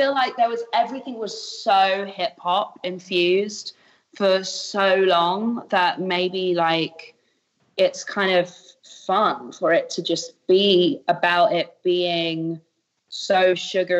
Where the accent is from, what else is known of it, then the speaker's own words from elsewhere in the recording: United Kingdom; I'm a Brit